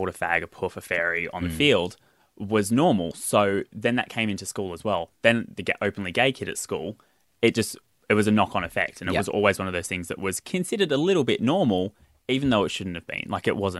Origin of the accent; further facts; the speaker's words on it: Sydney, New South Wales, Australia; I was born on the northern beaches.